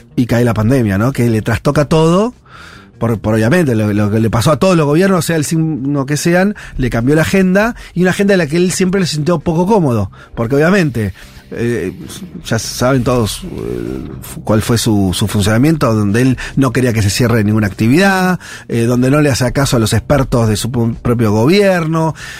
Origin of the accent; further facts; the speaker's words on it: Argentina; como, como argentinos